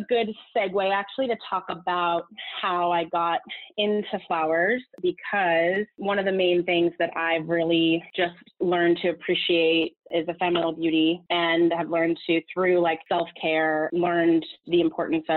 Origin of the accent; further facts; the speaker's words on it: Southern California, United States; moved away as an adult; also born or lived in Los Angeles; now in New York, United States; I'm from Southern California